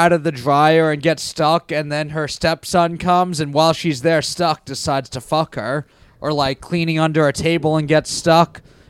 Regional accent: New York City, New York, United States; I'm from Queens, but my family lives in Syosset, my cousins.

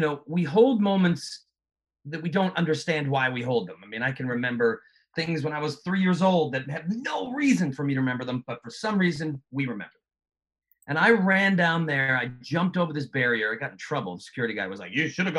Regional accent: Massachusetts, United States; moved away; also born or lived in Los Angeles; Growing up in Massachusetts

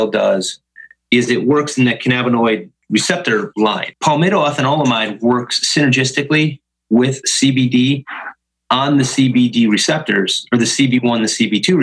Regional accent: Chicago, Illinois, United States; moved away as an adult; also born or lived in Stevens Point, Wisconsin / Philadelphia; I was born and raised in Chicago.

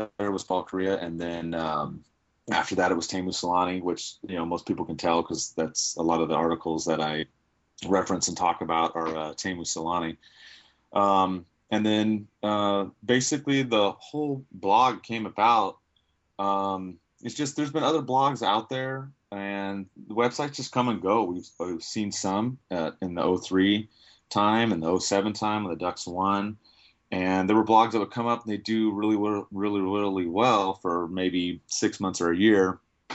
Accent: Anaheim, California, United States; born and raised in Anaheim.

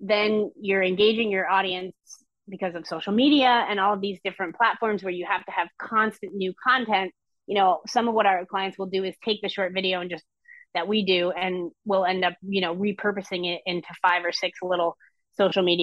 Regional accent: Vermont, United States; I grew up in Vermont

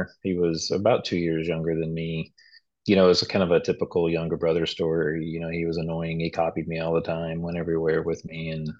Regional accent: Nacogdoches, Texas, United States; also born or lived in Freeport; So I was born in Freeport, which is just an oil town somewhere on the coast in Texas, which I've never been back. And I was raised in East Texas, specifically like Nacogdoches, Center, kind of that area.

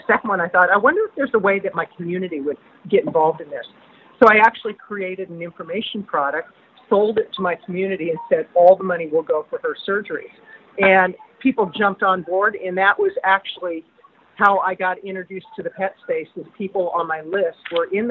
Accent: Oregon, United States; I'm from Oregon

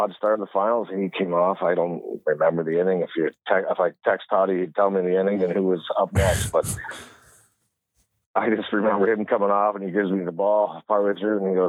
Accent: Stratford, Ontario, Canada; that's my hometown

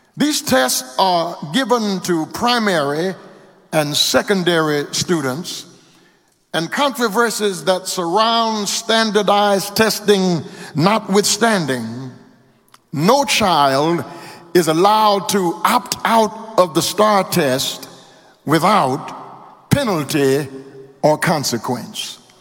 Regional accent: Louisiana, United States; now in Houston, United States; My home state of Louisiana

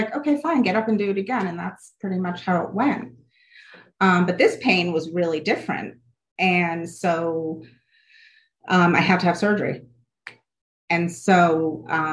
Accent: Connecticut, United States; I grew up in a middle upscale affluent town in Connecticut

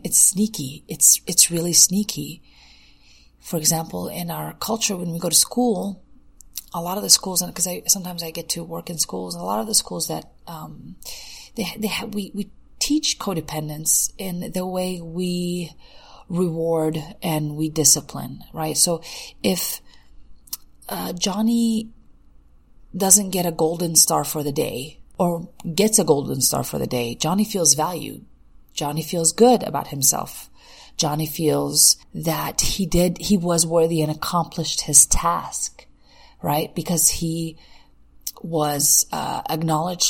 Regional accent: United States; if we grew up in the States

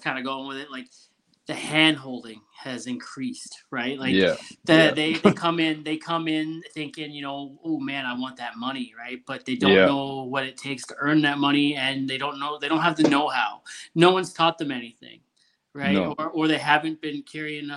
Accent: Ontario, Canada; moved away as an adult; also born or lived in British Columbia / Alberta; I'm from Ontario. So I was 18 when I moved out. And I think like 6-7 months later, I was out in Alberta, well, BC and then Alberta

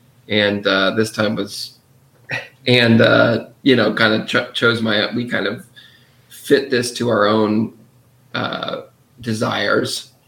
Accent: Orlando, Florida, United States; growing up in Orlando

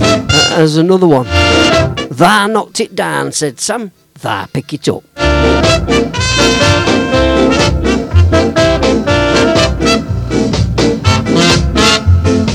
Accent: Midlands, United Kingdom; I'm from the Midlands

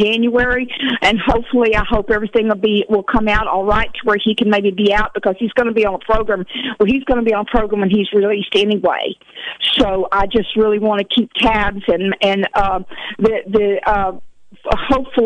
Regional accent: Texas, United States; now in Willits, United States; We're originally from Texas

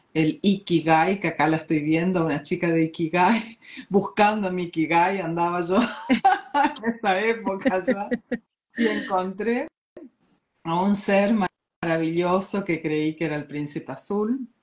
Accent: Argentina; moved away as an adult; also born or lived in Corrientes, Argentina / Uruguay; now in Oslo, Norway; soy nativa argentina, pero radicada acá en Oslo, Noruega, hace muchos años

